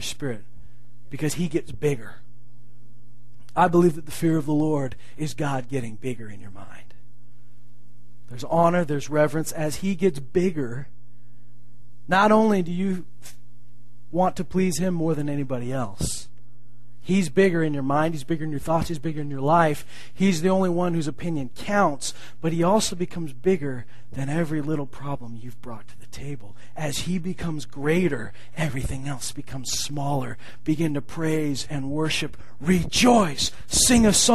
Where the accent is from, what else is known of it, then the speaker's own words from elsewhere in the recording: Canada; as Canadians we can be somewhat calm in how we act